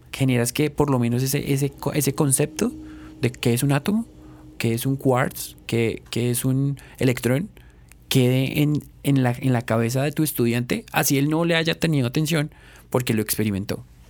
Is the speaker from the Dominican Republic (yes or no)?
no; Colombia; como colombiano